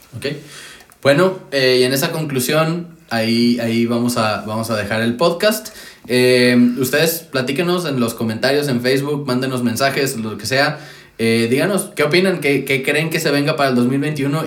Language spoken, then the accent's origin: Spanish; Monterrey, Nuevo León, Mexico; yo soy de Monterrey